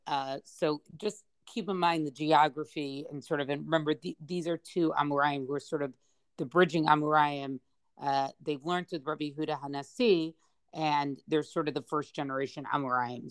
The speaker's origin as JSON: {"language": "English", "country": "United States", "said": "I'm speaking as an American"}